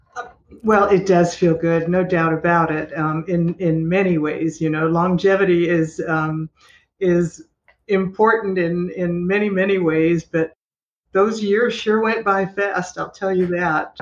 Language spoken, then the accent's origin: English; Los Angeles, California, United States; moved away as an adult; also born or lived in Germany / Florida Panhandle; now in Destin, United States; I was born and raised in Los Angeles